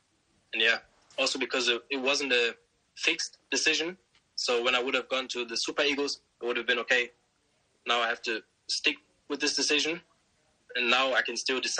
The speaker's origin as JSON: {"language": "English", "town": "Osnabrück", "region": "Lower Saxony", "country": "Germany", "tie": "born or raised there", "lives_now": "Bremen, Germany", "said": "I was born and raised there. My dad came from Nigeria to Germany. I grew up in Osnabrück. I stayed there till I was, I think, 20 years old. Then I moved to Bremen."}